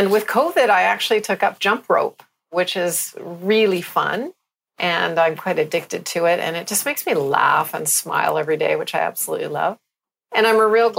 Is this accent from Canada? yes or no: yes; Canada; now in Barbados; I'm a Canadian